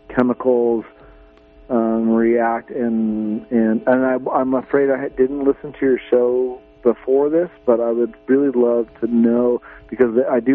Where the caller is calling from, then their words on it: Redway, California, United States; I'm just from Redway